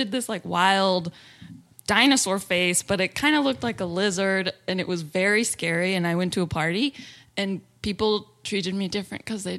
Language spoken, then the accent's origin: English; Fort Collins, Colorado, United States; born there; I was born in Fort Collins, Colorado.